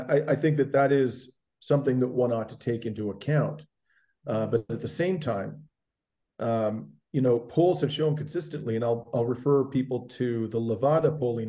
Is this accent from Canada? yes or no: yes; Canada; I'm a Canadian